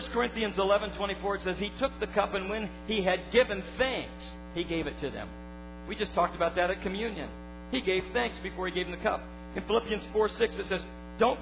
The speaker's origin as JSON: {"language": "English", "country": "United States", "tie": "born or raised there", "said": "I was born in America"}